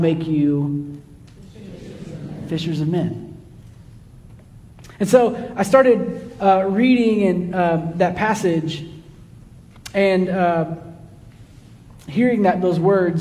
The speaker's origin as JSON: {"language": "English", "town": "Kansas City", "country": "United States", "tie": "born or raised there", "also_born_or_lived": "Livingston, Texas", "moved": "as an adult", "lives_now": "Texas, United States", "said": "Growing up in Kansas City, I had some Highland Park roommates"}